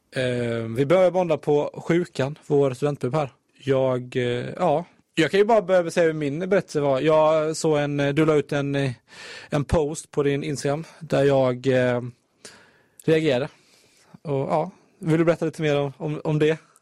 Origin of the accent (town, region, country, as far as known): Halmstad, Halland County, Sweden; moved away